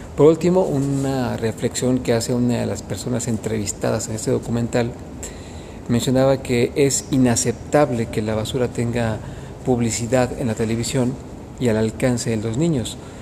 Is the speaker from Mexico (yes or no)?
yes; Mexico; tenemos como mexicanos